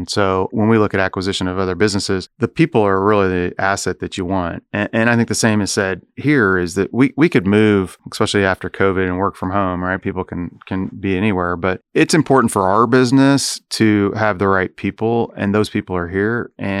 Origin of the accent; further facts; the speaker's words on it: Chicago, Illinois, United States; as I mentioned, I was from Chicago, I wouldn't have had the opportunity to work with so many great organizations that I just mentioned if I were in Chicago, right?